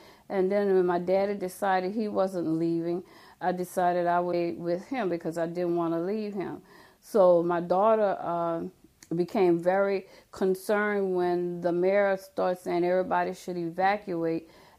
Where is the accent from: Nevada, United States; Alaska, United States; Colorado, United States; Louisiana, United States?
Louisiana, United States; New Orleans; I grew up in the Holly Grove area on the other side of Tulane.